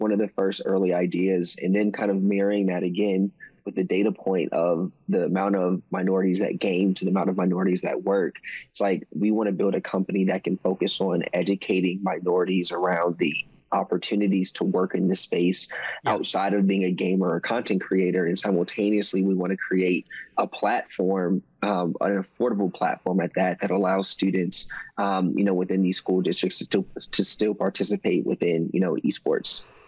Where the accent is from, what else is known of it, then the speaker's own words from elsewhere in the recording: Maryland, United States; also born or lived in South Carolina; I was born in South Carolina. I was raised in Maryland.